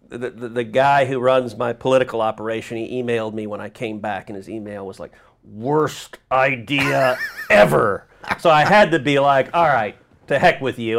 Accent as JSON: {"language": "English", "town": "Houston", "region": "Texas", "country": "United States", "tie": "born or raised there", "also_born_or_lived": "New Jersey", "said": "I grew up in Houston."}